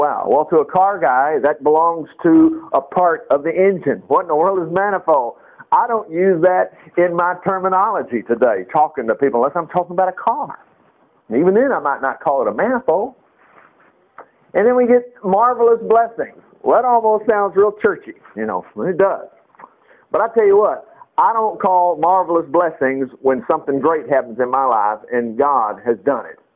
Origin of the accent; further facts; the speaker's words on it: United States; an American